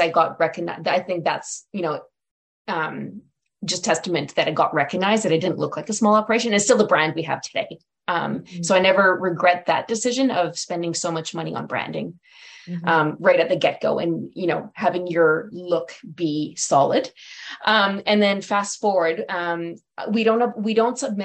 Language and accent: English; Legal, Alberta, Canada; now in Edmonton, Canada; I'm actually from Legale, which is north of Edmonton